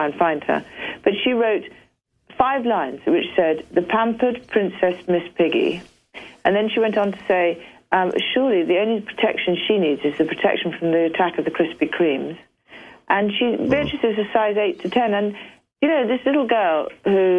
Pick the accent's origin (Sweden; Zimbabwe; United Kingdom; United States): United Kingdom; I'm back being British again.